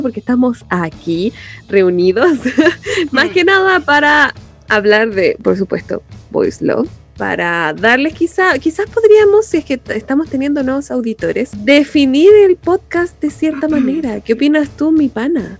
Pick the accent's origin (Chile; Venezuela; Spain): Chile; los chilenos somos canon como sociedad